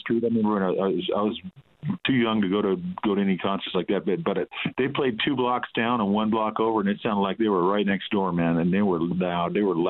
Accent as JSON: {"language": "English", "town": "Pasadena", "region": "California", "country": "United States", "tie": "born or raised there", "also_born_or_lived": "Hawaii / Tokyo, Japan / Altadena", "said": "It was 117 degrees when I was born in late September. And, you know, I spent a lot of my life here. Lived in Hawaii for a little bit, in Tokyo, Japan. But it's always been back here to Pasadena. Actually, Altadena, is where I live."}